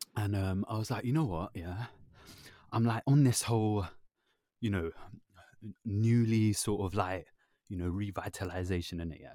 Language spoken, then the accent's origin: English; London, United Kingdom; I was born in London